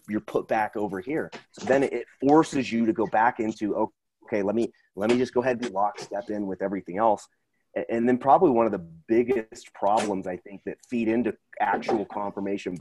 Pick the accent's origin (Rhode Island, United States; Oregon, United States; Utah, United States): Oregon, United States; Portland; I grew up in Portland, so there's a lot of people on the way, way left